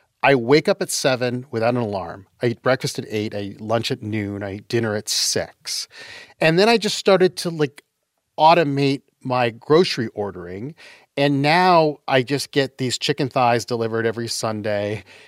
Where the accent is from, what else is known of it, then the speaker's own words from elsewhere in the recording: Utah, United States; also born or lived in Canada; I was born in Canada. And I was raised in Utah.